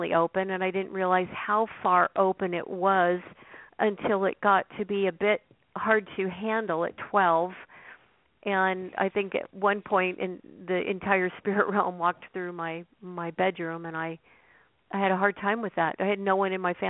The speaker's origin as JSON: {"language": "English", "region": "Oregon", "country": "United States", "tie": "born or raised there", "said": "I grew up in Oregon, and I grew up on a farm."}